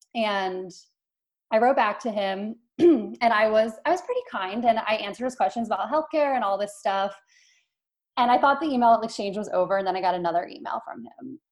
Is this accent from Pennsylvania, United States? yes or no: yes; Philadelphia, Pennsylvania, United States; I'm from Philadelphia